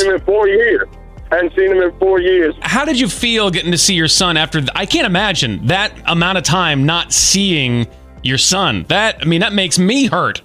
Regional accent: Mobile, Alabama, United States; moved away; Just came back from Mobile, Alabama, my hometown

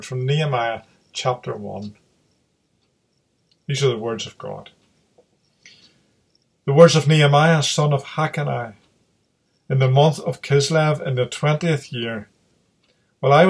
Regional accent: Derry, Northern Ireland, United Kingdom; moved away; I'm originally from Londonderry, and I still would sometimes read the local news articles from there. And my mother still lives there

